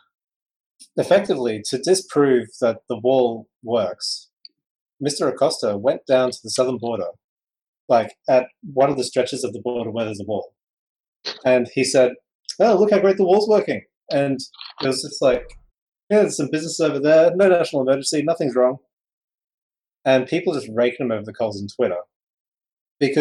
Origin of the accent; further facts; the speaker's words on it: Australia; As an Australian